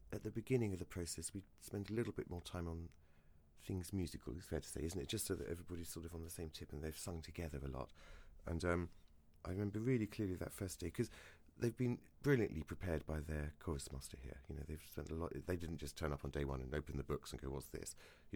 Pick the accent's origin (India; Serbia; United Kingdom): United Kingdom; Brighton, South East England; moved away; I grew up in Brighton.